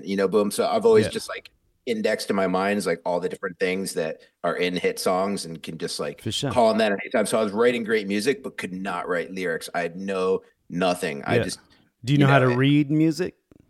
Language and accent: English; New York, United States; moved away; I'm a New Yorker originally.